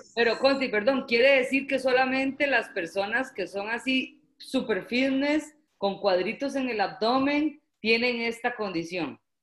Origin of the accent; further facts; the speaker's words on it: Costa Rica; como decimos en Costa Rica